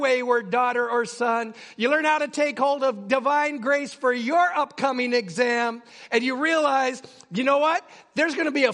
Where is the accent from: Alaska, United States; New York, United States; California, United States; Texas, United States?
Alaska, United States; Utqiagvik; when I was a kid, I grew up in Barrow